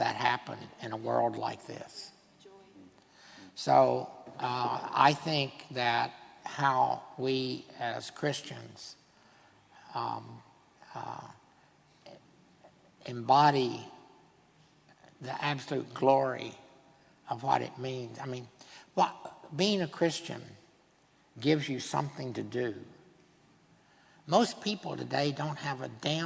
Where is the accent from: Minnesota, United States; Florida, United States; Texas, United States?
Texas, United States; I'm a Texan